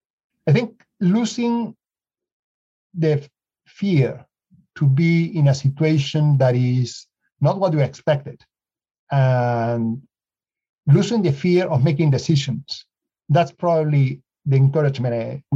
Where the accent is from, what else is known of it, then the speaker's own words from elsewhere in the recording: Lima, Peru; now in United States; Well, Lima's in the coast. And so right now we are in summer, so people are going to the beach.